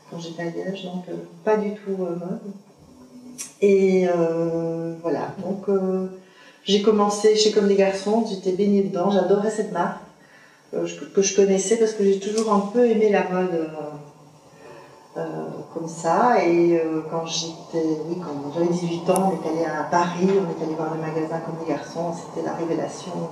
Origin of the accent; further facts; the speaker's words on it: Liège, Wallonia, Belgium; moved away as an adult; now in Brussels, Belgium; euh, je suis née à Liège, de parents euh, limbourgeois, donc euh, néerlandophone. Euh, j'ai fait études à Liège et puis je suis arrivée sur Bruxelles en 87.